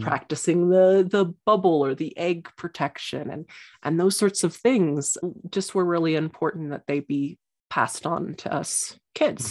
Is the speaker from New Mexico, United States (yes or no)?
yes; Santa Fe, New Mexico, United States; I grew up in Santa Fe, which is kind of a new age Mecca.